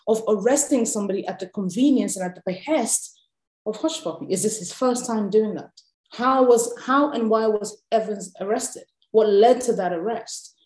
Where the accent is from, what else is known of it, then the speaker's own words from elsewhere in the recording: Nigeria; being a Nigerian and having experienced how the political class moves